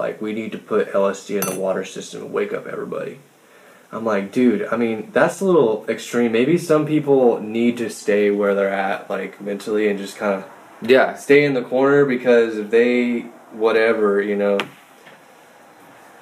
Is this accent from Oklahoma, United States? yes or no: no; Florida, United States; I'm from Florida